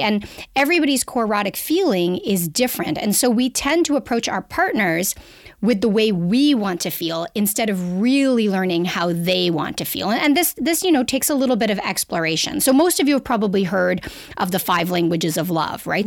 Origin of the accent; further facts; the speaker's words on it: Canada; accent: Canadian; now in Toronto, Canada; I'm a Canadian. You'll hear from my accent